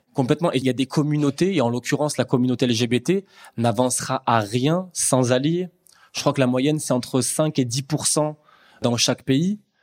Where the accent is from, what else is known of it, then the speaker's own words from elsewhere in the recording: Aix-en-Provence, Provence-Alpes-Côte d'Azur, France; je suis d'Aix-en-Provence